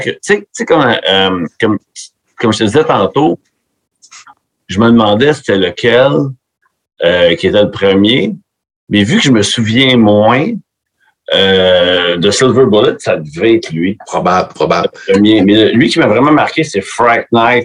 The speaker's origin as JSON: {"language": "French", "region": "Quebec", "country": "Canada", "also_born_or_lived": "Florida", "accent": "Québécois", "said": "mon accent québécois"}